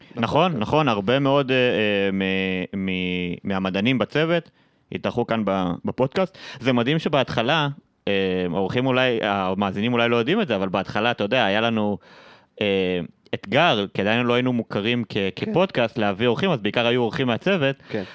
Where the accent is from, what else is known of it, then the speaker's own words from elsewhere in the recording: Nahariya, Northern District, Israel; moved away as an adult; also born or lived in Haifa; לגדול ילד בצפון הרחוק, בפריפריה, אני במקור מנהריה